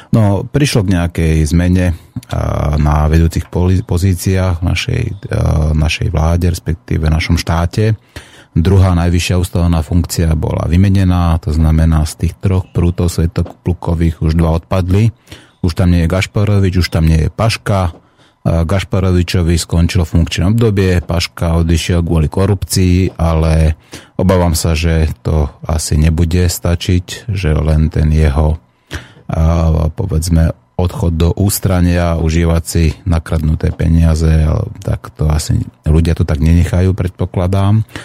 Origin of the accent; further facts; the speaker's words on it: Piešťany, Trnava Region, Slovakia; v mojom rodnom meste v Piešťanoch